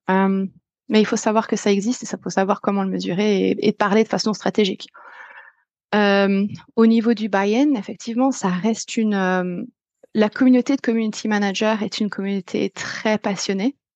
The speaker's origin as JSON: {"language": "French", "country": "France", "moved": "yes", "said": "ça fait dix ans que j'ai quitté la France"}